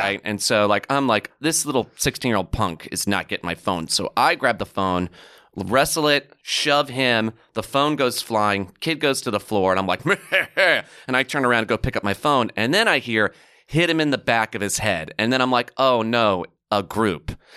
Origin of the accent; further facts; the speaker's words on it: New York City, New York, United States; as a New Yorker.